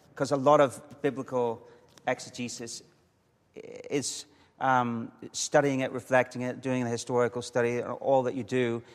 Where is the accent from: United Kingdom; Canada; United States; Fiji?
United Kingdom; Coleraine, Northern Ireland; I grew up in the north, on the north coast of Northern Ireland, um, a little town called Coleraine, not far from the Giants Causeway